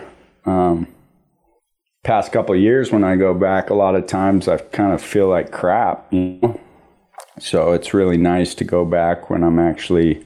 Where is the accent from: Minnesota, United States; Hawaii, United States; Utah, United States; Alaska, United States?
Alaska, United States; Juneau; I grew up in Juneau, Alaska, and started skiing when I was about 4